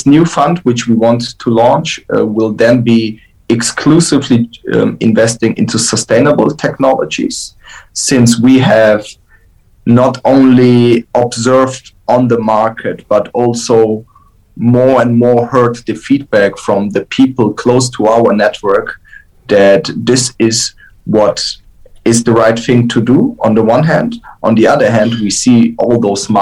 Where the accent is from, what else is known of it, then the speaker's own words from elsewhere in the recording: Frankfurt, Hesse, Germany; I grew up in Frankfurt.